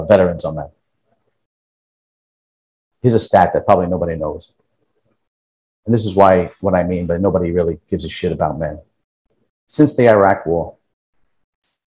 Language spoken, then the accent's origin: English; New York City, New York, United States; now in New Jersey, United States; I live in Jersey, but we're all originally from Brooklyn